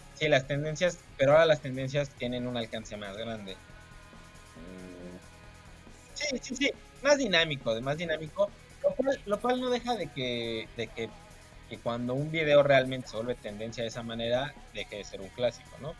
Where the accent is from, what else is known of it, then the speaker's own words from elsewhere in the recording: Mexico; a mí como mexicano